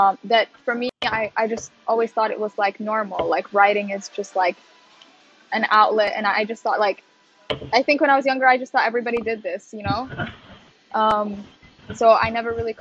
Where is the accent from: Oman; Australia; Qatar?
Qatar; also born or lived in Sudan / Leeds; now in Netherlands; I grew up in Qatar, which is like, you know, Arabic speaking Muslim country